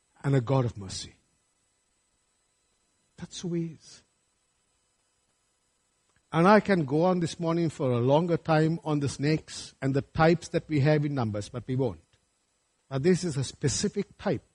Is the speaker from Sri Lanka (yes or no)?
yes; Sri Lanka; moved away; when I was growing up in Sri Lanka